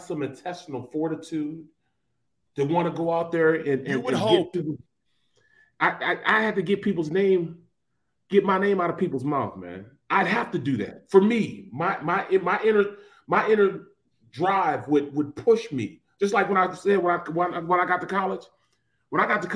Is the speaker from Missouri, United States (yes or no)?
yes; St. Louis, Missouri, United States; I'm from the Lou, St. Louis